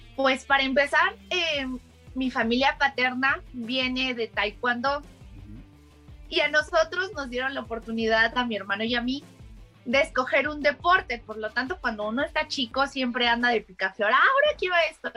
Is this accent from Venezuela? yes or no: no; Mexico; soy mexicana